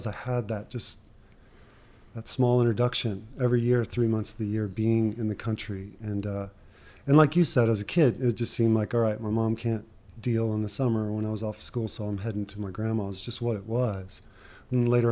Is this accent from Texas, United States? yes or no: yes; Houston, Texas, United States; I grew up in Houston